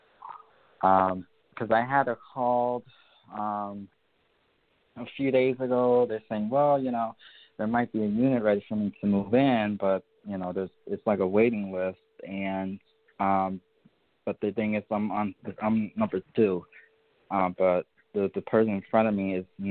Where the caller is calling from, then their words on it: Connecticut, United States; I'm calling from Connecticut